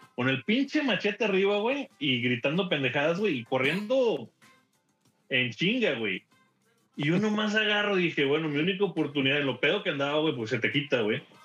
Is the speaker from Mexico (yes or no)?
yes; Mexico; moved away as an adult; also born or lived in Houston; now in Dallas, United States; soy mexicano